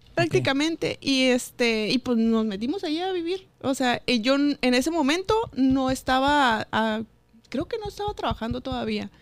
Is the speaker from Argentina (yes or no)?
no; Mexicali, Baja California, Mexico; Soy de Mexicali y del Valle